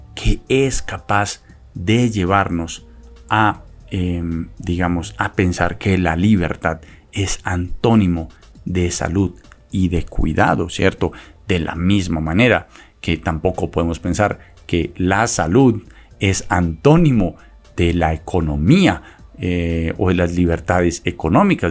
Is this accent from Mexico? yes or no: no; Colombia; ignoramos como colombianos